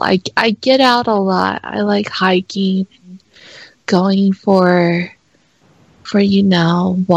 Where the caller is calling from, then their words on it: Nevada, United States; We're calling from Nevada. My sister's on the line, too.